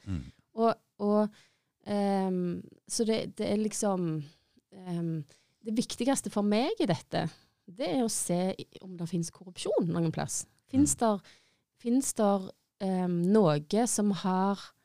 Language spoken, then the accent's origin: Norwegian; Stavanger, Rogaland, Norway; har bodd i Stavanger hele livet mitt